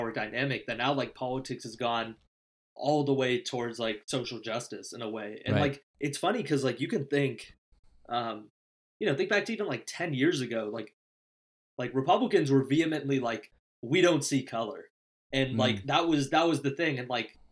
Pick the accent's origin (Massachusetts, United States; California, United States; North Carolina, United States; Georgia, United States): California, United States; Danville